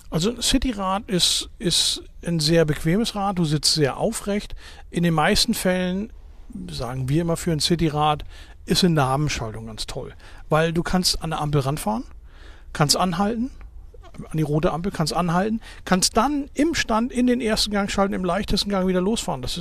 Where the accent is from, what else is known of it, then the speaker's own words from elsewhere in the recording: North Germany, Germany; also born or lived in Würzburg; now in Wiesbaden, Germany; Ich bin eigentlich Norddeutscher, aber in meiner alten